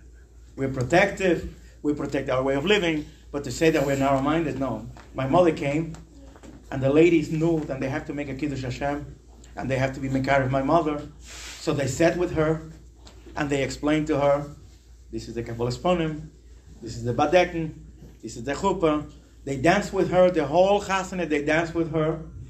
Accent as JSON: {"language": "English", "town": "Brooklyn", "region": "New York", "country": "United States", "said": "And my Rebetzin came from Mexico to my Ashoda, and I came from Williamsburg, you know, could you imagine?"}